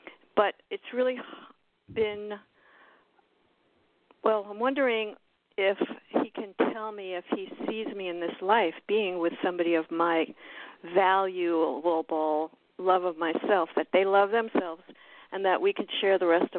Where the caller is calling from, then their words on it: Miami, Florida, United States; I'm from Miami, Florida.